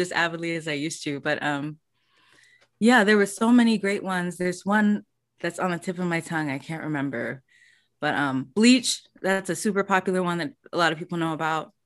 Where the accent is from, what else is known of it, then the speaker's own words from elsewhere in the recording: United States; first language English; I wasn't American